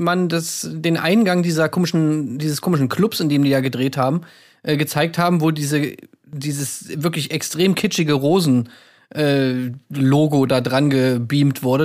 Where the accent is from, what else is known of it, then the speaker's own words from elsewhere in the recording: Berlin, Germany; in Berlin, das ist meine Heimat